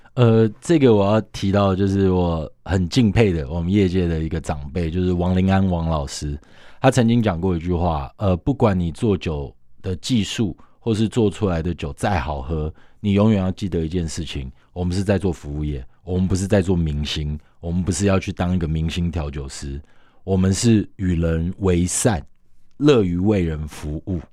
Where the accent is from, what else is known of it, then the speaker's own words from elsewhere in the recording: Taiwan; 我们身为台湾人是很骄傲的一件事情